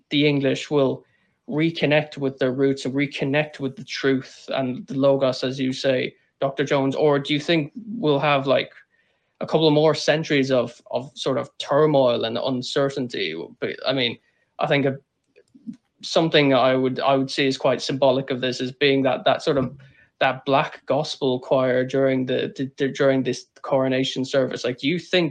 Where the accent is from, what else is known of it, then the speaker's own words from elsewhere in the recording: Ireland; And I am Irish